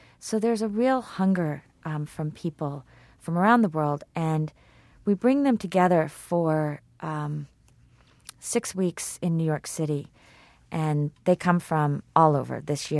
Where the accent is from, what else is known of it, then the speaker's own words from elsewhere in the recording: Kenya; English is a second language; And as a Kenyan, I can't even understand that.